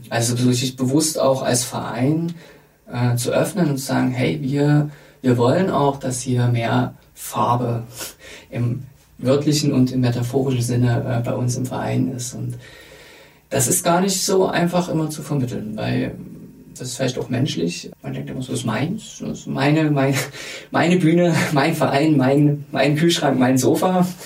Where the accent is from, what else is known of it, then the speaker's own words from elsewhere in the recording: Dresden, Saxony, Germany; Ich, ich darf das ja als Dresdner sagen, sehr kritisch über meine Heimatstadt sprechen.